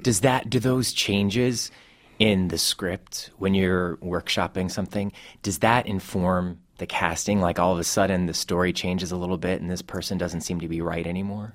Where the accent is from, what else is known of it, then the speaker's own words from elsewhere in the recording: Cleveland, Ohio, United States; my hometown of Cleveland and Ohio